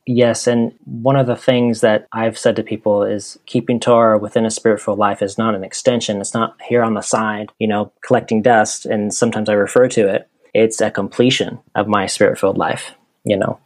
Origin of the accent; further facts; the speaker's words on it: Chugiak, Alaska, United States; now in Myrtle Beach, United States; I grew up in a little town called Chugiak, 30 minutes north of Anchorage